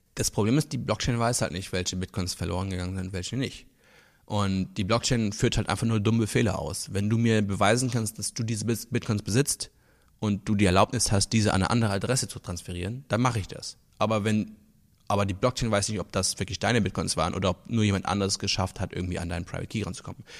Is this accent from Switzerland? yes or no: no; Luxembourg; now in Berlin, Germany; ich komme aus Luxemburg ursprünglich